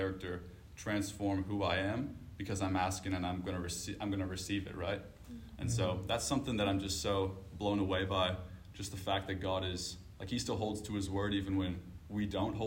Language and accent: English; Canada; moved away; I'm from Canada